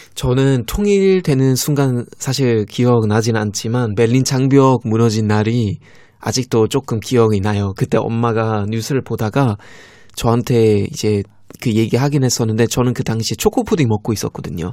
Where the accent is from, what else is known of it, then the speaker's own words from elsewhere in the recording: Germany; Korean is a second language; now in South Korea; 독일에서 온